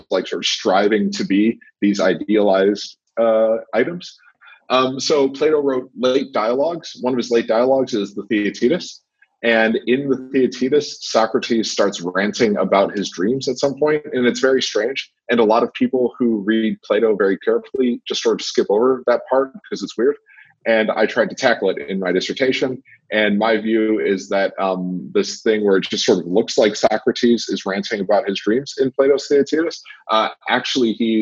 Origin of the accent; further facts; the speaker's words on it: Michigan, United States; now in Melrose, United States; I'm from Michigan. I'm a native Michigander